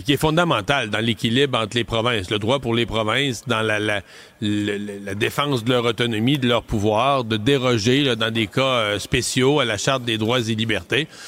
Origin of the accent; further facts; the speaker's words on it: Quebec, Canada; pas chez nous au Québec.